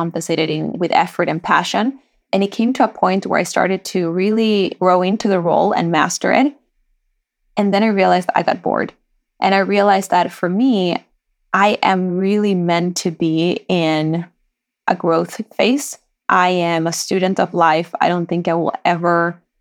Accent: Sweden; moved away as an adult; now in United States; My dad was a hairdresser back in Chile, but I grew up in Sweden.

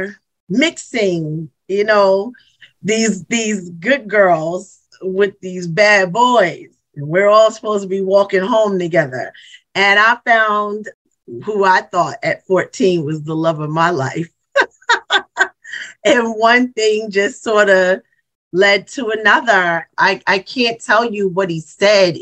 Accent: Mount Vernon, New York, United States; also born or lived in Bronx, New York; I was born in Mount Vernon, New York

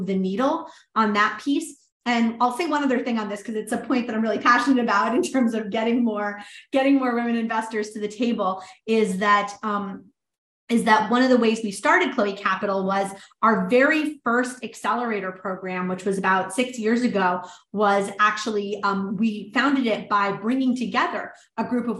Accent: New Orleans, Louisiana, United States; New Orleans, which was my hometown.

